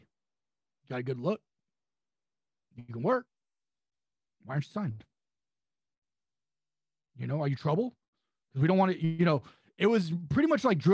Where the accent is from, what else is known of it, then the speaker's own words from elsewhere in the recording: San Luis Obispo, California, United States; I'm from San Luis Obispo, California.